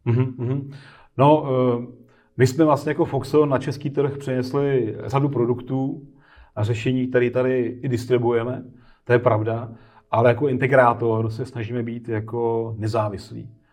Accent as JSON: {"language": "Czech", "country": "Czechia", "said": "my jako Češi máme tady"}